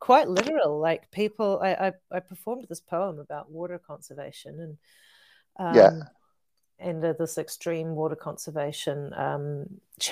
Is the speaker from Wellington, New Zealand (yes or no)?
no; Whakatane, Bay of Plenty, New Zealand; also born or lived in Tokoroa, New Zealand / Rotorua, New Zealand; I was born in Whakatane, a lot of my growing up there, and also in Tokoroa and Rotorua.